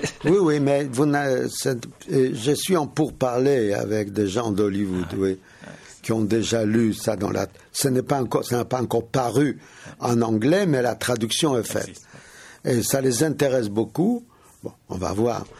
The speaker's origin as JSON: {"language": "French", "country": "Russia", "tie": "born or raised there", "moved": "yes", "said": "j'ai grandi en Russie"}